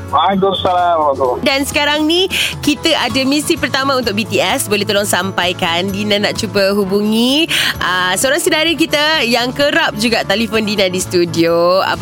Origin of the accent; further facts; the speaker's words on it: Muar, Johor, Malaysia; Ya, yeah, saya orang Johor, Muar.